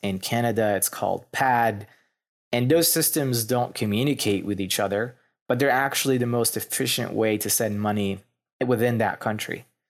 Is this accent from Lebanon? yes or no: yes; Lebanon; moved away as an adult; also born or lived in Pennsylvania, United States / Philadelphia, United States / New York City, United States; now in Louisville, United States; I'm actually was born and raised in Lebanon